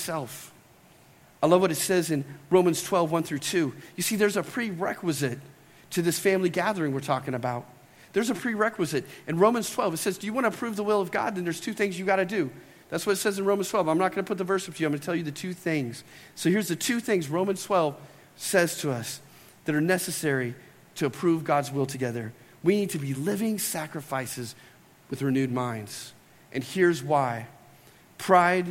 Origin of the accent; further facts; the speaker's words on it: United States; we're American Christians